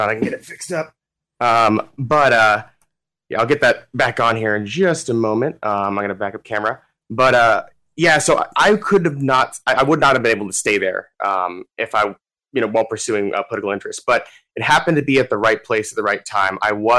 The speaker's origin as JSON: {"language": "English", "region": "Alaska", "country": "United States", "tie": "born or raised there", "said": "I'm running for House District 10 here in Southwest Anchorage. Which, you know, I was born and raised here in Alaska. I'm actually a third generation Alaskan. My son now makes the fourth generation being raised here in Alaska. And I've lived and worked in Southwest Anchorage the majority of my life."}